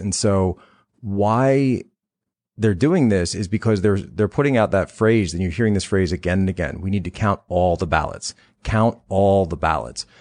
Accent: Pennsylvania, United States; Pennsylvania is my home state

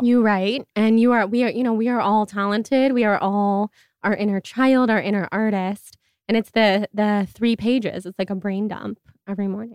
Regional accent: Sacramento, California, United States; moved away; also born or lived in New York; I'm from Sacramento.

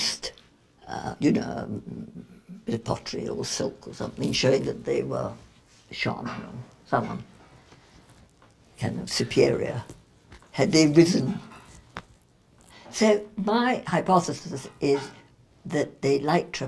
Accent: England, United Kingdom; we're English

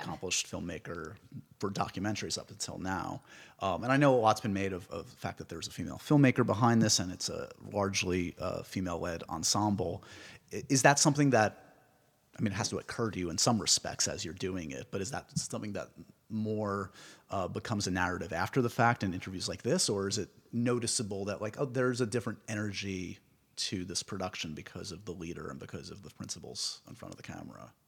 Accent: New York, United States; I'm a New Yorker

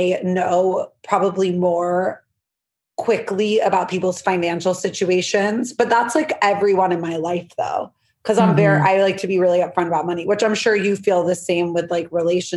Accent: New York City, New York, United States; I'm from New York City. Blair Waldorf vibes, Upper East Side

